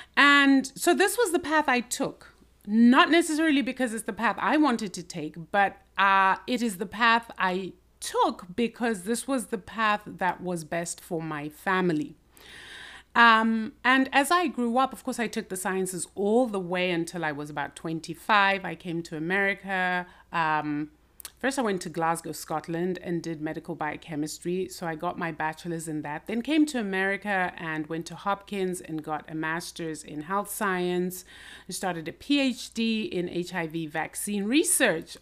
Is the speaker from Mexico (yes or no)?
no; Zimbabwe; I grew up in Zimbabwe and basically went through the school system